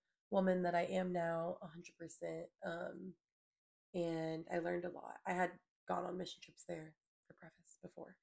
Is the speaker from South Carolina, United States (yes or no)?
yes; Mount Pleasant, South Carolina, United States; I was born and raised in Charleston, Mount Pleasant, specifically South Carolina.